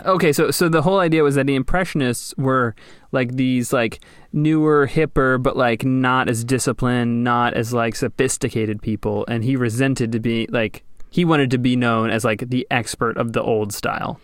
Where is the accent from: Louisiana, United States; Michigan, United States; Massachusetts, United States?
Louisiana, United States; New Orleans; growing up around New Orleans, uh, in middle school, we, we would take the field trips down to the French Quarter